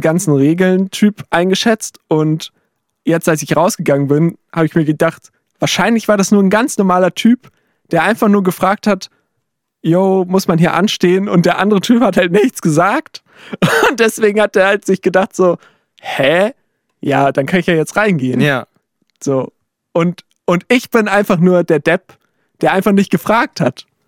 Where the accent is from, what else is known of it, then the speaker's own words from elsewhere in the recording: Saxony, Germany; bei uns in Sachsen